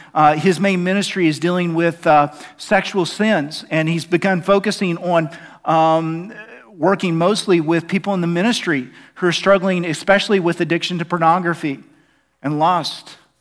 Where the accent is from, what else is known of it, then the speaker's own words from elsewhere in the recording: Oklahoma, United States; I'm from Oklahoma